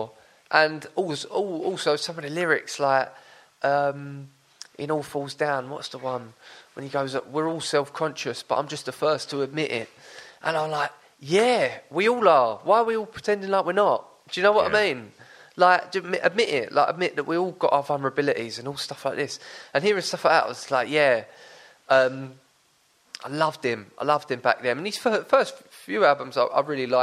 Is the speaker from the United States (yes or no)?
no; Brentwood, East of England, United Kingdom; I'm from Brentwood